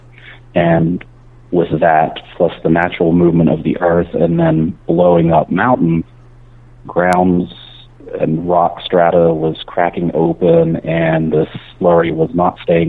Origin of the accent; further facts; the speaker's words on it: Boone County, West Virginia, United States; I grew up in Boone County, West Virginia